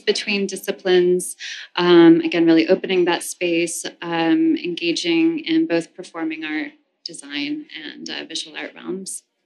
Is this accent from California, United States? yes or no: no; New York City, New York, United States; also born or lived in Amsterdam; I grew up in the New York City performing art world